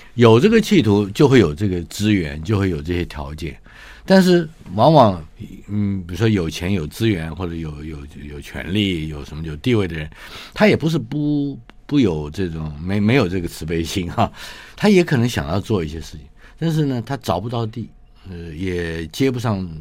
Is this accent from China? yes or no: no; Taipei, Taiwan; 我出生于台北嘛，一九五七年